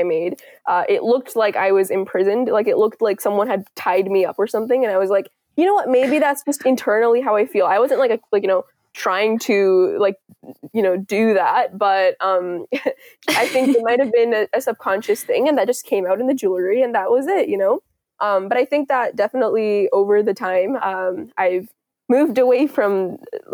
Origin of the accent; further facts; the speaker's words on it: Richmond, British Columbia, Canada; also born or lived in India / Kuwait; we go to school in Richmond